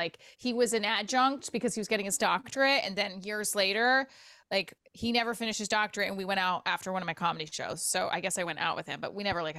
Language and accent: English; Clifton, New Jersey, United States; also born or lived in Paterson, New Jersey; now in Nutley, United States; I'm in Nutley, and I grew up in Clifton, Patterson.